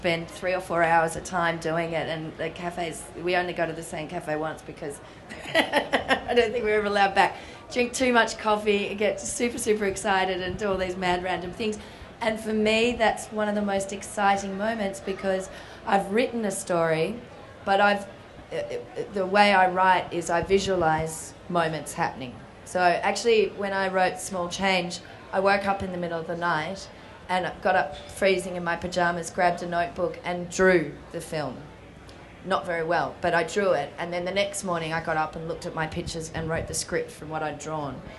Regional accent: Melbourne, Victoria, Australia; I'm from Melbourne, Australia. I'm about to go back, which is home.

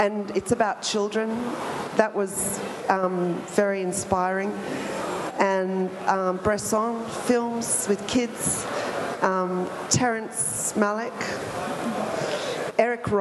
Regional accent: Australia; my role as an Australian

